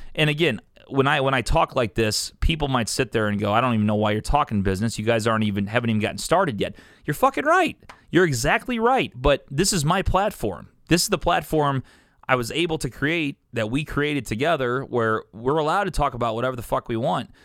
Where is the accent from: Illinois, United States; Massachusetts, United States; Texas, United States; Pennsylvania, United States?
Illinois, United States; Columbia; also born or lived in St. Louis, Missouri; I'm from here. I'm from Columbia, Illinois. I'm fifteen minutes from downtown